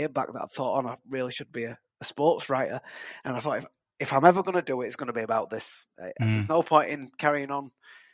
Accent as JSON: {"language": "English", "town": "Huddersfield", "region": "Yorkshire and the Humber", "country": "United Kingdom", "said": "I'm from Huddersfield. I live in Huddersfield now"}